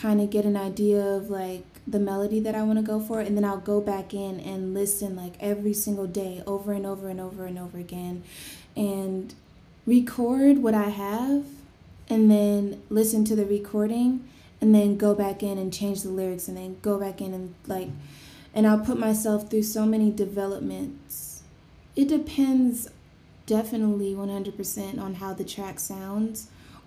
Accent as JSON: {"language": "English", "region": "New Jersey", "country": "United States", "tie": "born or raised there", "said": "growing up in New Jersey, I'm from New Jersey."}